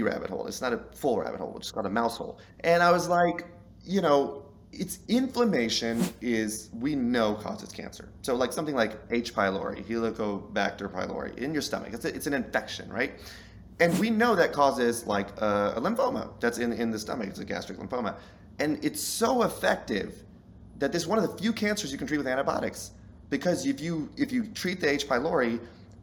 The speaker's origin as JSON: {"language": "English", "region": "Southern", "country": "United States", "said": "I'm Southern"}